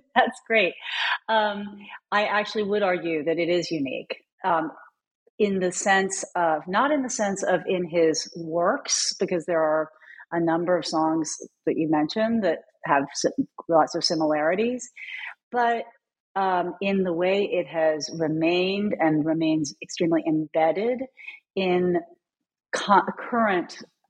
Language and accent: English; Louisville, Kentucky, United States; Well, I am from Kentucky, so I think it started there. I was away for my PhD and, you know, got that actually in North Carolina like you. But I came home to my hometown of Louisville.